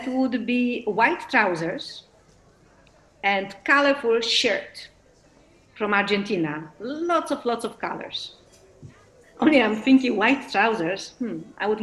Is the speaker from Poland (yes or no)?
yes; Poland; English is a second language; moved away; also born or lived in Netherlands / Brazil / Mexico